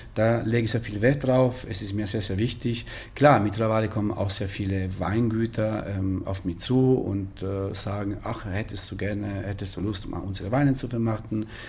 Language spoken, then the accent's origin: German; Pescara, Abruzzo, Italy; German is a second language; moved away as an adult; also born or lived in Würzburg, Germany; now in Munich, Germany; Ich komme ursprünglich aus Italien, aus Pescara, eine wunderschöne Stadt an der Adria, in den Abruzzen, Mittelitalien